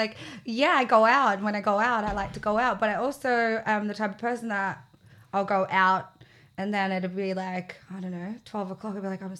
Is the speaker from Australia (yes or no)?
yes; Australia; now in United Kingdom; I'm from Australia.